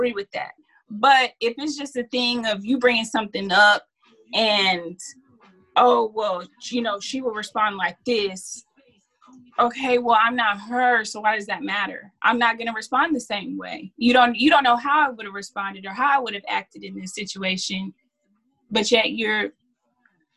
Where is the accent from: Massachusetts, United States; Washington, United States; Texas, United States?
Texas, United States; Dallas; I'm from Dallas, Texas